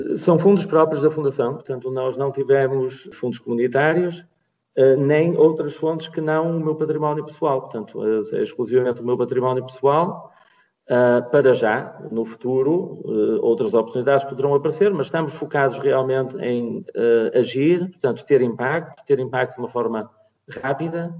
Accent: Porto, Norte, Portugal; no Porto, a minha cidade natal

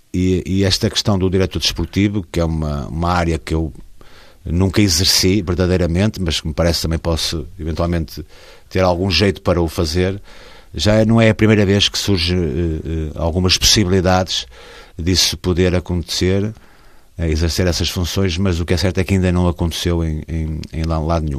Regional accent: Barcelos, Norte, Portugal; ao Gil Vicente desde criança, e porque é o clube da minha terra

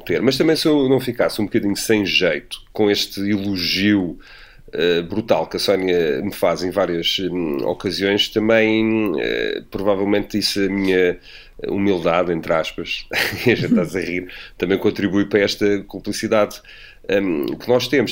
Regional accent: Amadora, Lisbon, Portugal; venho da Brandoia, como cresci lá

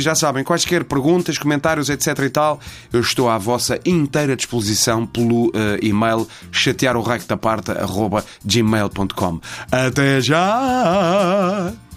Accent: Vila Nova de Gaia, Norte, Portugal; eu não sou do Porto, eu sou de Gaia

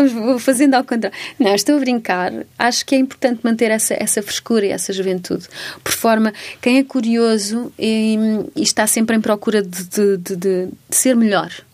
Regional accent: Almeirim, Santarém District, Portugal; also born or lived in Amsterdam; now in Lisbon, Portugal; os meus pais estão lá e tenho uma casa lá e pronto, é óbvio que que há uma raiz forte ali e vou muitas vezes lá, portanto continua a ser a minha terra

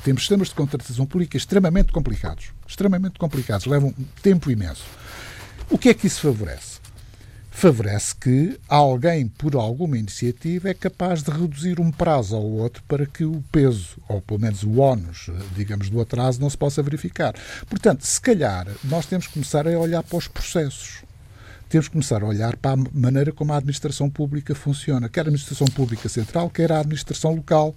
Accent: near Lisbon, Portugal; Nasci, nasci aqui bem perto de Lisboa

